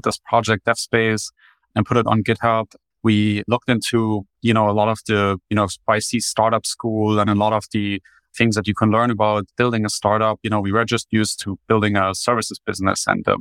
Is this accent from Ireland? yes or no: no; Germany; English is a second language; moved away as an adult; now in United States; you can probably already spot my accent. I grew up in Germany, made the transition to the United States in 2019